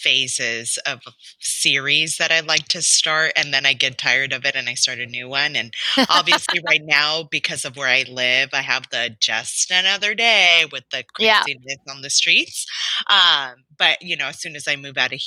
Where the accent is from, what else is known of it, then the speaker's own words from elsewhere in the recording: Los Angeles, California, United States; I grew up in Los Angeles. Yeah. Right. I grew up in South Central, which has been rebranded to South